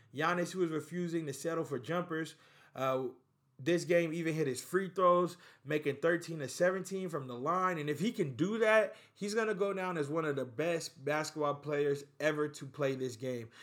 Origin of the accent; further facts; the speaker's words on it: United States; even us as a people, Americans, we're more into, like, finding out what our roots are.